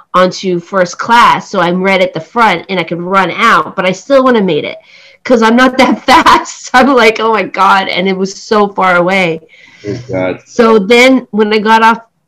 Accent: Toronto, Ontario, Canada; also born or lived in Cambodia; I'm from Toronto

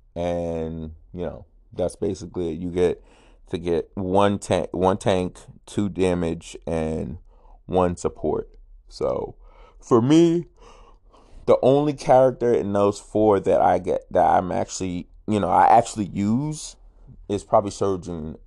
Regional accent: United States; I'm American

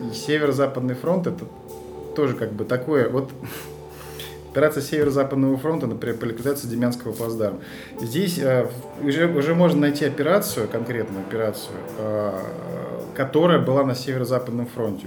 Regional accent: Moscow, Russia; Я сам же москвич

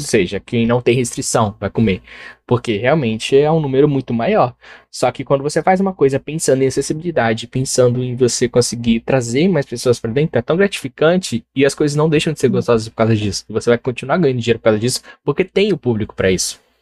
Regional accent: Brazil; nunca saí do Brasil

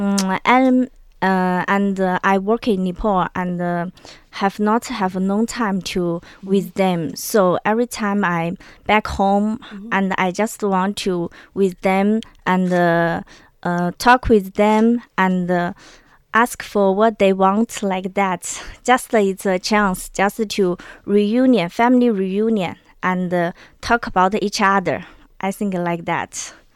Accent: China; in my hometown, there mm-hmm. is a very special taboo. I think uh, maybe in uh, other place in China may not like

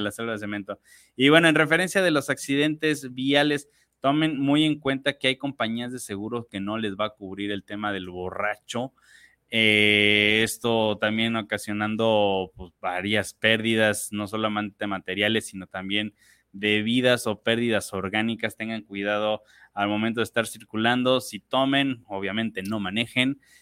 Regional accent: Mexico; nosotros como mexicanos

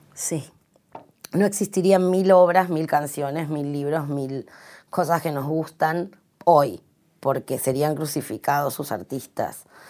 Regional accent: Santiago del Estero, Argentina; el lugar que yo nací, que es en Santiago del Estero

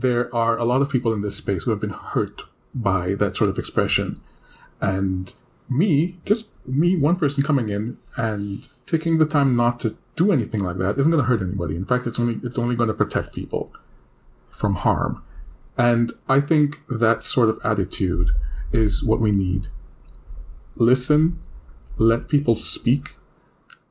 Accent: Trinidad & Tobago; I'm not American, but I am Black, and where I'm from, Trinidad and Tobago, we have a lot of Hispanic ties

